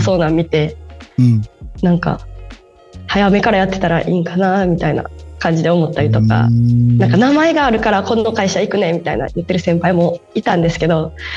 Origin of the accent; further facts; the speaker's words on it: Osaka, Japan; accent: Osaka dialect; ずっと20年間大阪にいます